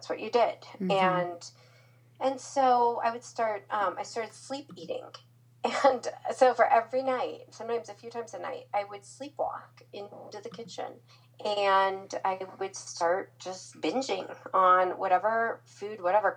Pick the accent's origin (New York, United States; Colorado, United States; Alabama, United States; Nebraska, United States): Nebraska, United States; Omaha; moved away as an adult; also born or lived in Florida; I'm from Omaha, Nebraska, so I was a long ways from home